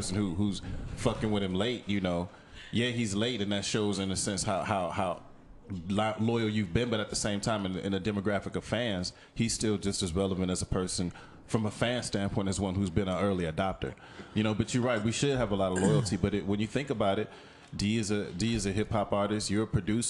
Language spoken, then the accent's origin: English; Louisiana, United States; you know, I came from Louisiana, and after living through the hurricanes, I was very I was very partial to natural disasters.